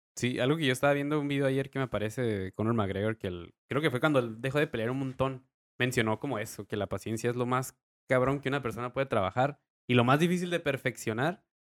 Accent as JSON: {"language": "Spanish", "town": "Tijuana", "region": "Baja California", "country": "Mexico", "also_born_or_lived": "Rosarito, Baja California", "said": "tijuanense, half rosaritense."}